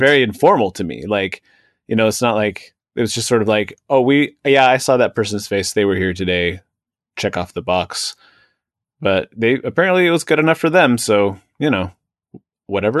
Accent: Seattle, Washington, United States; now in Washington, D.C., United States; the western part of the state where I grew up was always generally pretty cloudy and rainy.

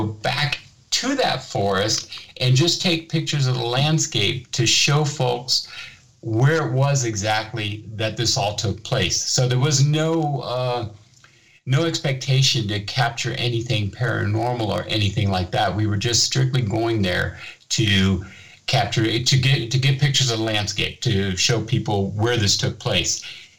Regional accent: Germany; So I decided to go ahead and tell my story about my childhood growing up in Germany and when my father was stationed here

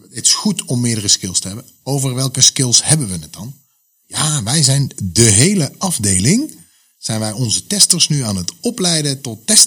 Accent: Netherlands; wij zijn Nederlanders

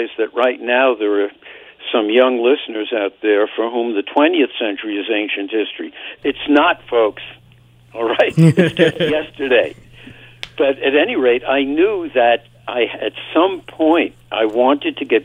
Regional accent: New York City, New York, United States; when I was growing up in Brooklyn, New York, which is where I was born, in 1943.

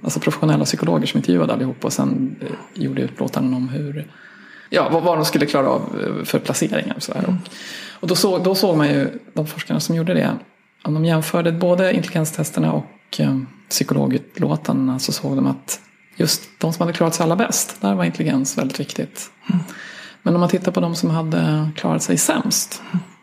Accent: Sweden; jag är svensk vetenskapsjournalist

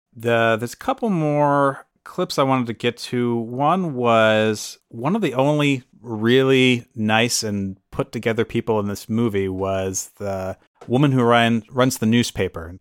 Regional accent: Midwest, United States; we're all from the Midwest

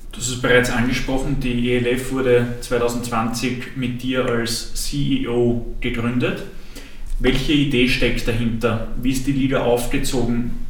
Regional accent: Austria; als Österreicher

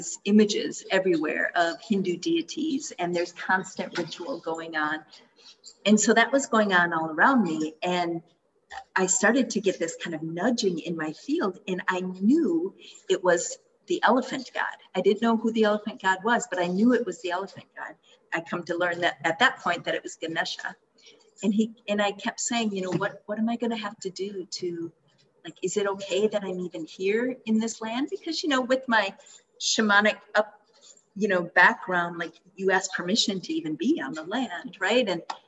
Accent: Minnesota, United States; moved away as an adult; also born or lived in Bali; I was raised Christian in Minnesota

